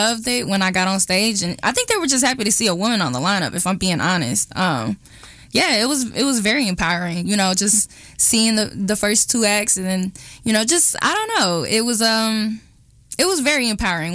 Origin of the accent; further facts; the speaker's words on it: Kansas City, United States; I'm from Kansas City